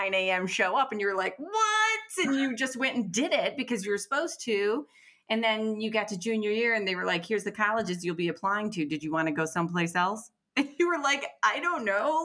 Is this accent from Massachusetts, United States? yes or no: no; Detroit, Michigan, United States; I'm from Detroit